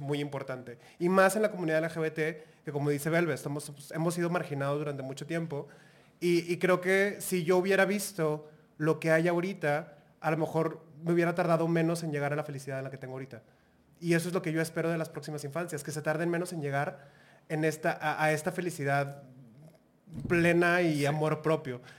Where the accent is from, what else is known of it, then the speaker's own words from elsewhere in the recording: Monterrey, Nuevo León, Mexico; soy una draga de Monterrey, Nuevo León.